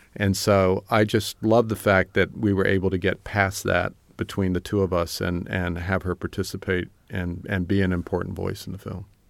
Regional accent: Hampton, Virginia, United States; moved away; when I grew up in Hampton, Virginia, I, I mostly just wanted to leave

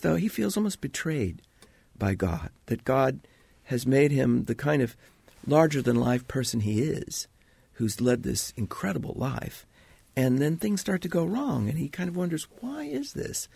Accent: Indiana, United States; I was from Indiana

